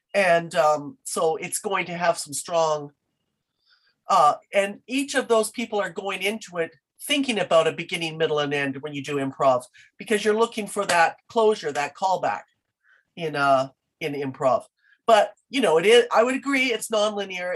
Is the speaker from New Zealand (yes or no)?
no; Canada; I I am Canadian through and through